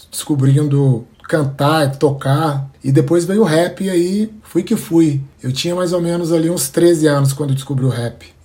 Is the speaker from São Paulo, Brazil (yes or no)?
no; Belo Horizonte, Minas Gerais, Brazil; moved away as an adult; now in Rio de Janeiro, Brazil; Bom, eu sou natural de BH, minha, nasci na Zona Leste, Alto Vera Cruz, minha quebrada, e há dois anos moro no Rio.